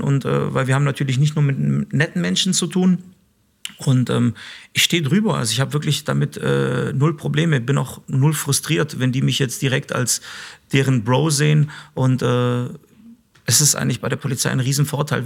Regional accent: Stuttgart, Baden-Württemberg, Germany; also born or lived in Mitrovica, Kosovo; so sehe ich mich tatsächlich als albanischen äh, Schwaben

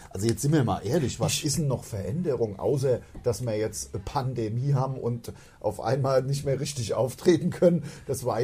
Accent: Hainstadt, Hesse, Germany; ich komme ja aus Heinstadt und bin

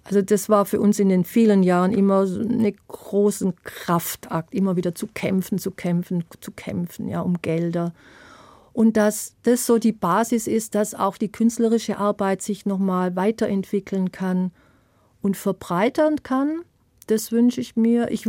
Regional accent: Baden-Württemberg, Germany; auch wenn ich von den Pfälzern immer wieder ausgegrenzt werde als Schwäbin

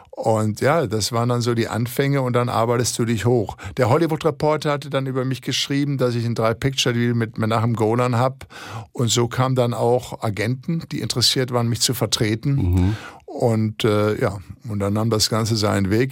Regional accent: Ruhr area, North Rhine-Westphalia, Germany; bei uns im Ruhrgebiet

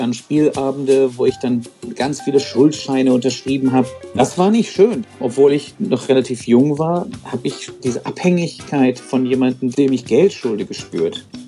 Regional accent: Hamburg, Germany; als Hamburger

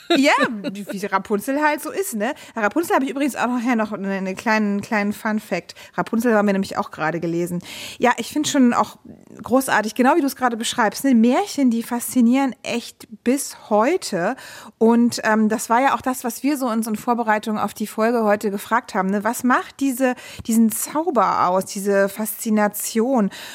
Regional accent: Brandenburg, Germany; ich bin äh, Brandenburgerin, also so quasi letzte Spuren der DDR haben sich da bei uns noch zu Hause befunden

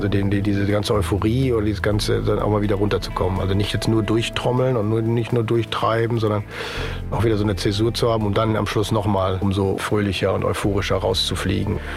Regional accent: Germany; Ich bin selber Deutscher

